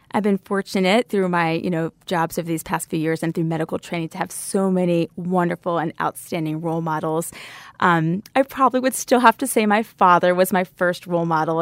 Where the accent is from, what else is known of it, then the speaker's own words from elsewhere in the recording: Savannah, Georgia, United States; I grew up in Savannah, Georgia